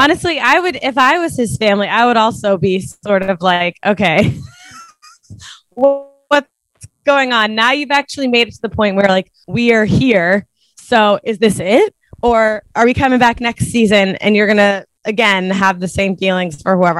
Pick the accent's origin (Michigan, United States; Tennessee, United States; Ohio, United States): Ohio, United States; Cincinnati; now in New York, United States; I'm from Cincinnati